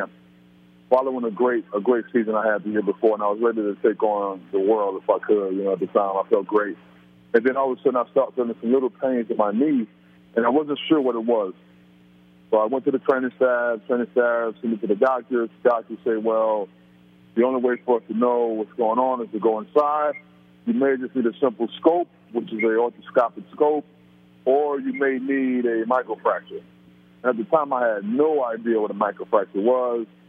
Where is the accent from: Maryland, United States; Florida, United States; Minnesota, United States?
Florida, United States; Orlando; also born or lived in New York; I grew up in Florida, in Orlando